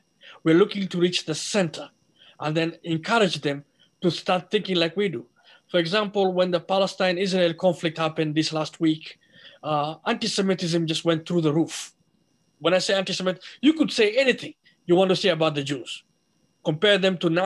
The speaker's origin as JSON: {"language": "English", "country": "Somalia", "moved": "yes", "lives_now": "Minnesota, United States", "said": "I'm a Somali"}